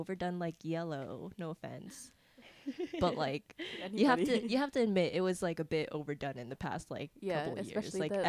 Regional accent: San Diego, California, United States; I'm born and raised in San Diego. I'm 20

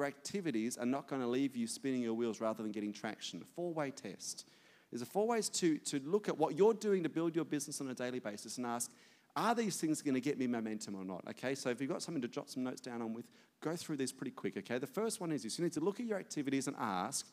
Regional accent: Australia; as an Aussie

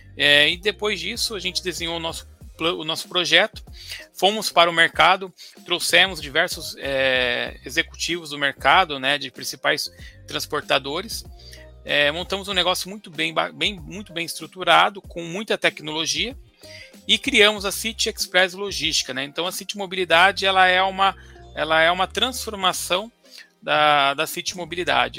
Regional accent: Ourinhos, São Paulo, Brazil; moved away; eu vim de Ourinhos, perto de Marília, Bauru, Assis, morava ali é. naquela região.

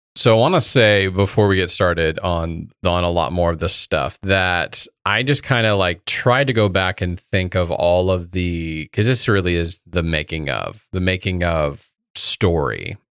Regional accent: Indiana, United States; a kid growing up in Indiana

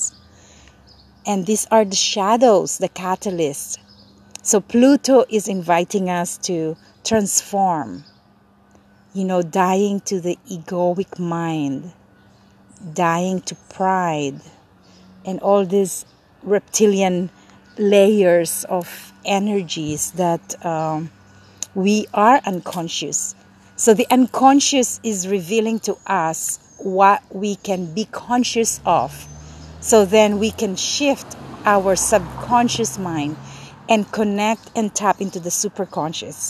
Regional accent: Manila, Metro Manila, Philippines; moved away as an adult; now in Los Angeles, United States; I grew up in Manila for 17 years and now in LA. I migrated here when I was 17.

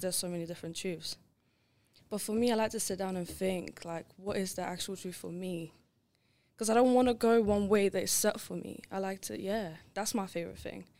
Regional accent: Lithuania; English is a second language; now in England; growing up in Lithuania

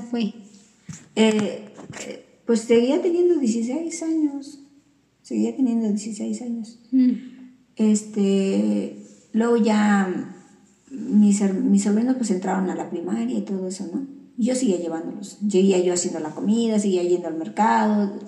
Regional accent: Veracruz, Mexico; mi pueblo de Veracruz

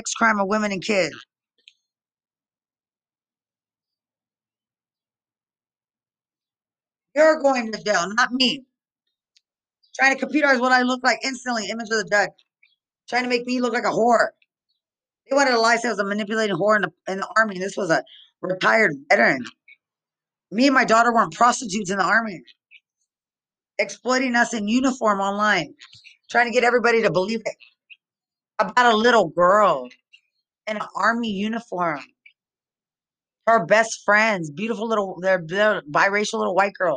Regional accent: Lubbock, Texas, United States; I'm from Lubbock, Texas, but I was in the army.

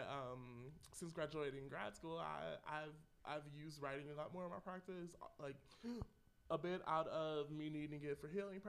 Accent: Detroit, Michigan, United States; I'm from Detroit

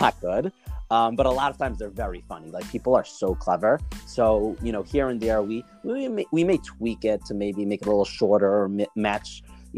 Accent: New York City, New York, United States; also born or lived in Israel; now in Far Rockaway, United States; I'm originally from Brooklyn. I now live in Farakway

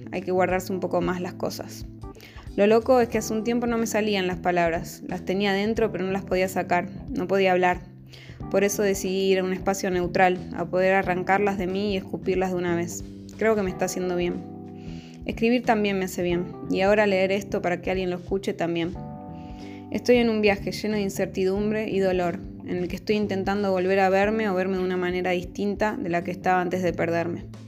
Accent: Buenos Aires, Argentina; moved away as an adult; Tengo 32 años, nací en Buenos Aires y soy la menor de cuatro hermanos

